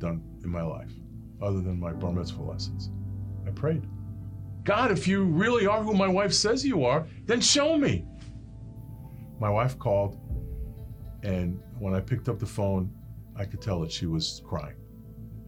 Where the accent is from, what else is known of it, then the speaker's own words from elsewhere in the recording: New York City, New York, United States; I grew up in Brooklyn, New York, in a neighborhood called Bensonhurst.